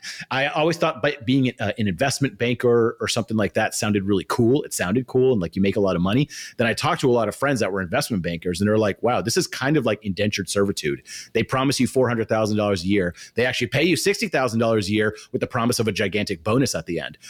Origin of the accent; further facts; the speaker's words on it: Austin, Texas, United States; I come from Austin, which now is becoming a little bit of a tech hub